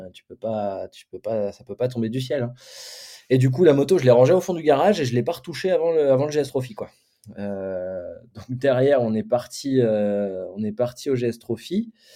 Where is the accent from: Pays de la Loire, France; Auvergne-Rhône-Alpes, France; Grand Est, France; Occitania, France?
Grand Est, France; Champagne; on vient de la Champagne